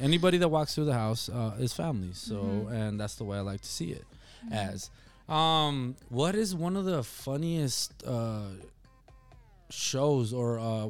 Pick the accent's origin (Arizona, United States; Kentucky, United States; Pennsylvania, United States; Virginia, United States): Arizona, United States; Nogales; also born or lived in Rio Rico; Honestly, man, I grew up in Nogales and Rio, mm-hmm, Rico, and so did you.